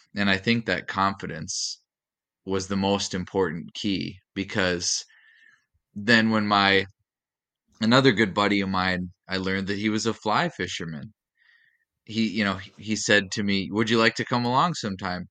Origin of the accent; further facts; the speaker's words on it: Fargo, North Dakota, United States; now in Minneapolis, United States; I grew up in Fargo, North Dakota, and, uh, now I live in, in the Minneapolis, the greater Minneapolis area